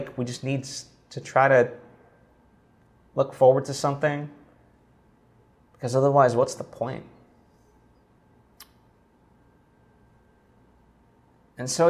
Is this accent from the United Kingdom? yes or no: no; Slovakia; moved away; my home country of Slovakia